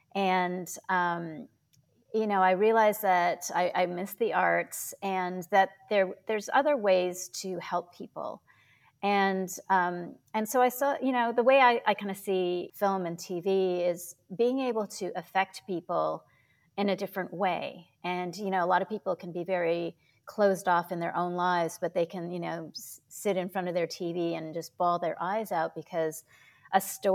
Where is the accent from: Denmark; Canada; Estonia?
Canada; Toronto, Ontario; Yeah, I grew up in Toronto, Canada. My parents were immigrants from Hong Kong and China.